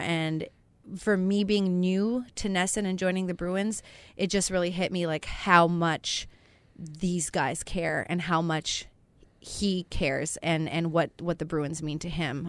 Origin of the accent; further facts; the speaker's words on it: Canada; I'm Canadian